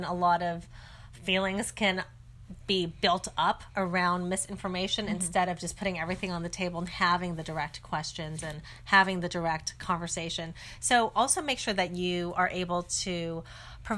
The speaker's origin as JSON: {"language": "English", "town": "San Francisco", "region": "California", "country": "United States", "tie": "born or raised there", "said": "I grew up in San Francisco"}